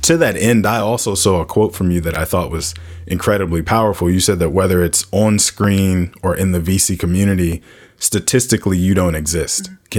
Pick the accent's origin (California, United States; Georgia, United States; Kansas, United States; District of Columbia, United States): District of Columbia, United States; Washington; Having grown up in the DC area and seeing all of the change that's happening around us, it's always important for me when I meet people that are like, oh, you're from DC. And I'm like, and I have the birth certificate to prove it.